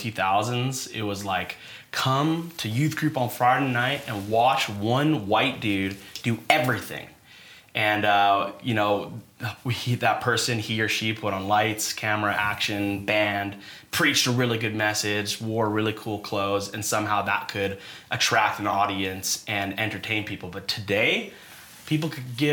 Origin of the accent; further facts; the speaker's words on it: Devon, Alberta, Canada; Born and raised in Devon, Alberta.